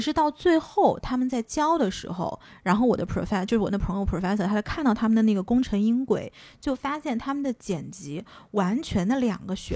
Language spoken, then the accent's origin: Chinese; China; moved away as an adult; also born or lived in United States; 作为一个中国人